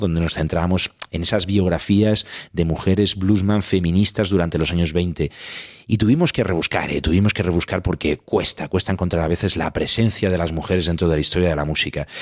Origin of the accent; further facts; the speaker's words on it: Talavera de la Reina, Castilla-La Mancha, Spain; soy de Talavera de la Reina